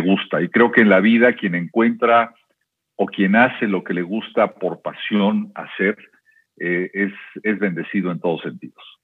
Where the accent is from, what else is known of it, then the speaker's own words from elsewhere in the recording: Guadalajara, Jalisco, Mexico; moved away as an adult; also born or lived in Veracruz / Xalapa; en mi etapa de infancia fue eh, en buena medida en Veracruz, pero después estuve en Guadalajara muchos, muchos años ahí de alguna manera eh, hice mi primaria, mi secundaria, mi bachillerato.